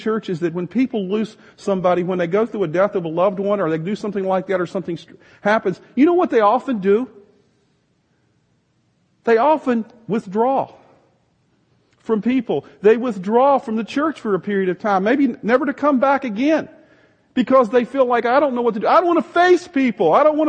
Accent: the South, United States; Some of you think that that's cool because I came from the South

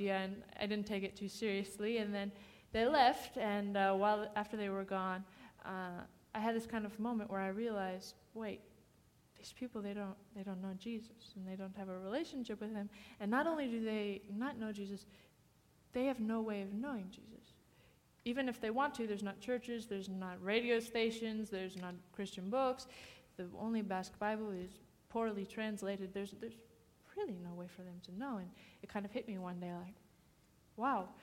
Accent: Wauseon, Ohio, United States; I'm from Wauseon, Ohio, so about 5 hours away from here

